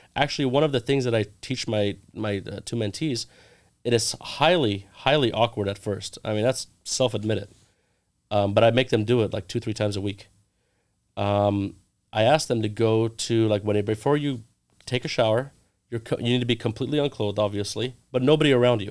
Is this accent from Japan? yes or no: no; Orange County, California, United States; now in Los Angeles, United States; I grew up in Orange County